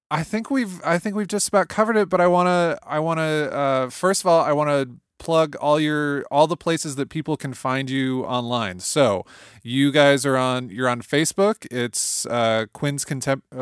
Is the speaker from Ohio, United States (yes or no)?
yes; Toledo, Ohio, United States; also born or lived in Houston; I'm from Toledo